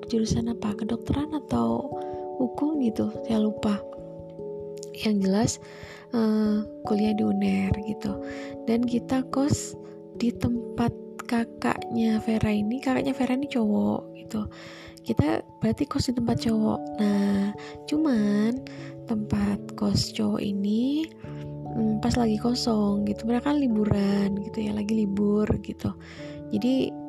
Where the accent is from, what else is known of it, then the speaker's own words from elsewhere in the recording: Surabaya, East Java, Indonesia; born there; tempat kelahiran saya di Surabaya itu panas itu